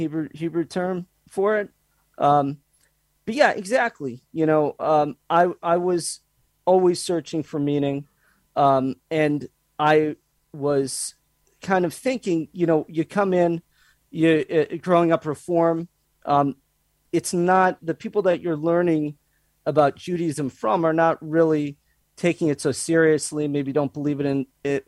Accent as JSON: {"language": "English", "region": "Massachusetts", "country": "United States", "also_born_or_lived": "Boston, Massachusetts / Brookline, Massachusetts", "moved": "as an adult", "said": "I'm from the Springfield Amherst area of Massachusetts"}